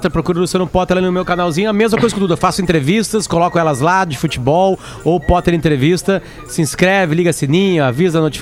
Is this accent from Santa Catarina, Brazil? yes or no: yes; Joinville, Santa Catarina, Brazil; Sou de Joinville, tava saindo de um hotel em São José, Santa Catarina